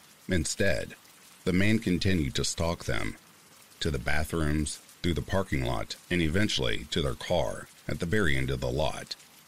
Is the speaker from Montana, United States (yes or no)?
yes; Montana, United States; now in Boise, United States; I drove all the way from Louisiana to my hometown in Montana without incident.